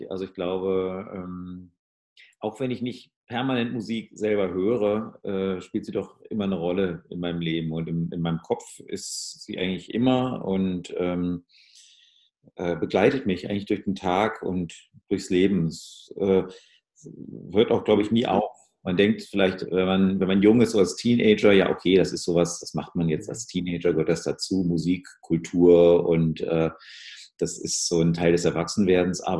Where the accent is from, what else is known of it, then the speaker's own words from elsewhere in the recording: North Rhine-Westphalia, Germany; ich komme aus dem Ruhrgebiet, viel englisches Radio gehört, äh, von den British Forces, BFBS hieß es damals.